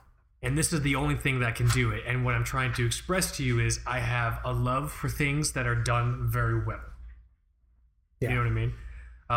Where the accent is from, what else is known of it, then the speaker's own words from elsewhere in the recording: Fort Lauderdale, Florida, United States; I'm from Fort Lauderdale